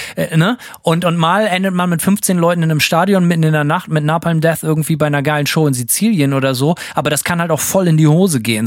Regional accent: Germany; bei uns zu Hause in Deutschland

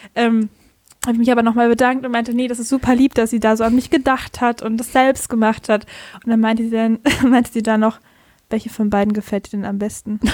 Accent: Bavaria, Germany; accent: Bavarian; moved away; ich komme aus Bayern

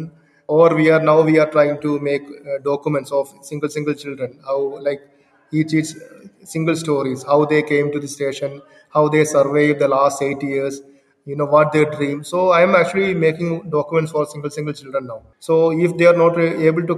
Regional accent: India; also born or lived in Kerala; I am from India only, and I am living in Kerala only.

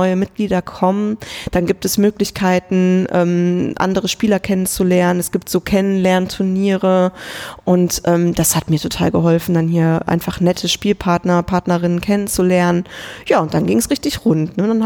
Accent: Kevelaer, North Rhine-Westphalia, Germany; Das ist der Ort, in dem ich geboren wurde, wo ich herkomme. Es ist am Niederrhein.

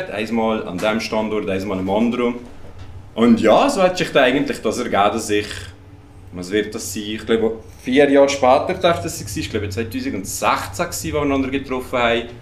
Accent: Lucerne, Switzerland; ah, Luzern.

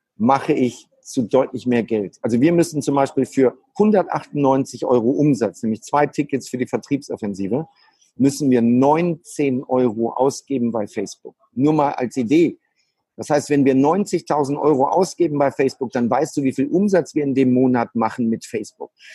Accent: Germany; als Deutscher

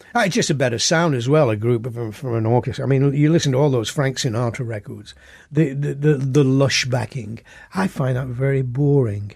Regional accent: Oldham, North West England, United Kingdom; born or raised there

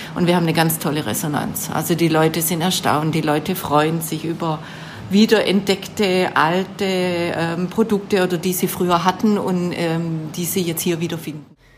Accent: Baden-Württemberg, Germany; accent: Swabian; moved away as an adult; now in Potsdam, Germany; mein schwäbischer Dialekt.

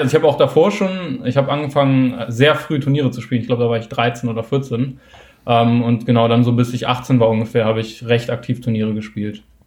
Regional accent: Hamburg, Germany; ich komme aus Hamburg

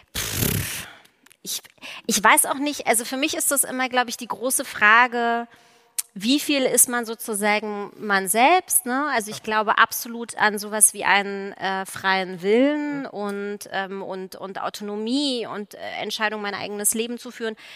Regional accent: East Germany, Germany; in der DDR aufgewachsen zu sein

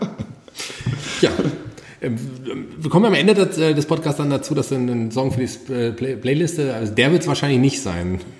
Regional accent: Fulda, Hesse, Germany; also born or lived in Berlin; ich bin ja gebürtiger Fuldaer, ich habe mal eine Zeit in Berlin gewohnt, bin wieder gerne nach Fulda zurückgekommen

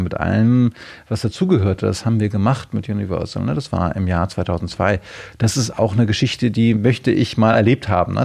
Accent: Hamburg, Germany; moved away as an adult; now in Berlin, Germany; ich bin in den 60er Jahren geboren und dann in den 70er Jahren sind meine Eltern, als ich sechs war, umgezogen ja. äh, von Berlin nach Hamburg

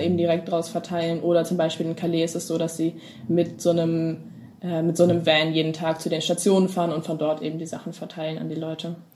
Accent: Hamburg, Germany; ich komme aus Hamburg

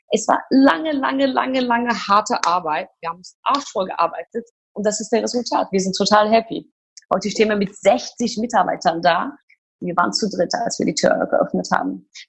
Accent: Turkey; So, ich komme ja aus der Türkei, wie, wie du das auch kennst. Ist, ich wusste schon immer, dass ich was Kreatives machen wollte, mhm. weil als wir aufgewachsen sind in der Türkei, da gab es kein Fernsehen, keine Magazine.

